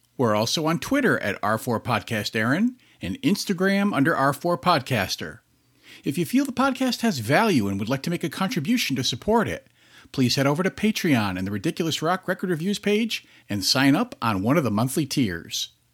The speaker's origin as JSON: {"language": "English", "region": "Massachusetts", "country": "United States", "said": "I'm from Massachusetts"}